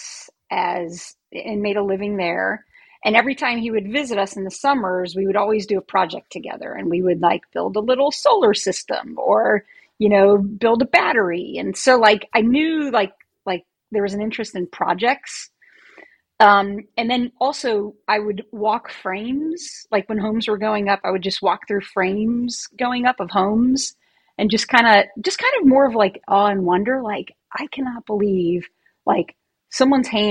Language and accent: English; Ohio, United States; I grew up in Ohio.